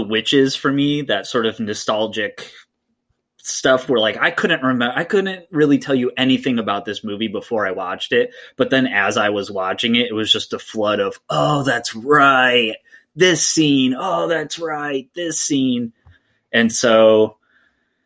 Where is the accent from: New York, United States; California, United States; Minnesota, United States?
New York, United States; Rochester; Rochester, New York, which is my hometown